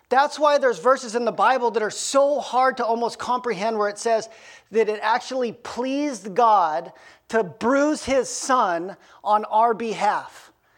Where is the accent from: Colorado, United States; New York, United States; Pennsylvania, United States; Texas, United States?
Colorado, United States; Aspen; now in Bellingham, United States; I grew up in Aspen, Colorado.